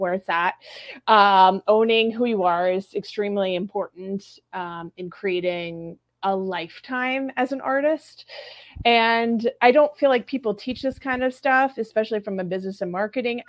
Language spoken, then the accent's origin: English; Southern California, United States; moved away as an adult; also born or lived in New England; now in New York, United States; born and raised, Southern California girl